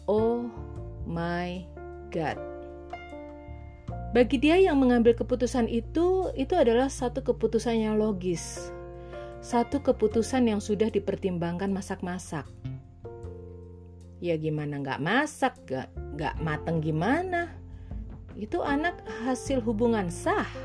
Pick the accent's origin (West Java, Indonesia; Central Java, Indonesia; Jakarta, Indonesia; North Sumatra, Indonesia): Central Java, Indonesia; Semarang; now in Surabaya, Indonesia; aku dari Semarang pindah ke Surabaya dan waktu itu belum bekerja.